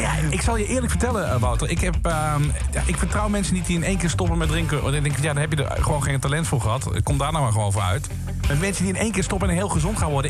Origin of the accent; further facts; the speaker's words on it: Limburg, Netherlands; Want ik kom, ik kom uit Limburg. Ik ben opgegroeid met uh, Pinkpop, met dat festival